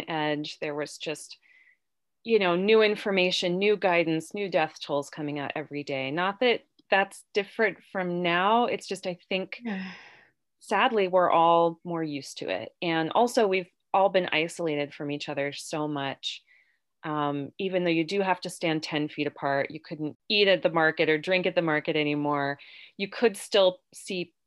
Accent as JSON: {"language": "English", "town": "Parkersburg", "region": "West Virginia", "country": "United States", "tie": "born or raised there", "also_born_or_lived": "Davisville, West Virginia", "said": "I grew up in and around Parkersburg"}